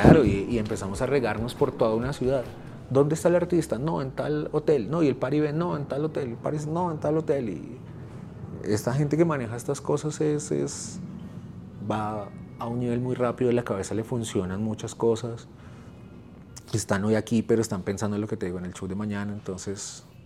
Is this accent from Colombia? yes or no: yes; Colombia